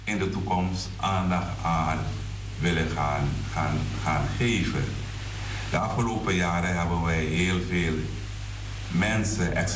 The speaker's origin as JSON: {"language": "Dutch", "country": "Suriname", "moved": "yes", "lives_now": "Netherlands", "said": "Maar we zijn vanuit Suriname hier naartoe gekomen. In Suriname hadden we andere normen en waarden die werden gedragen door de gehele gemeenschap."}